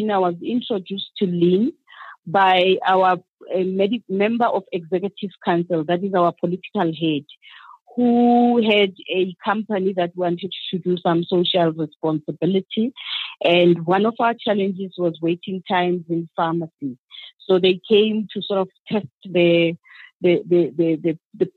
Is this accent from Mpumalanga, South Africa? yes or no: no; Pretoria, Gauteng, South Africa; from South Africa. I was born and bred in Pretoria